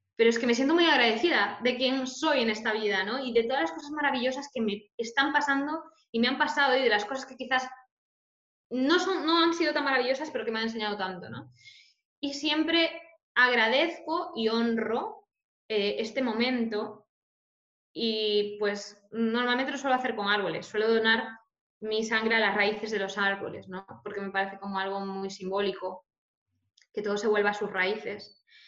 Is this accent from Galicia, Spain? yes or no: yes; Galicia, Spain; soy, soy gallega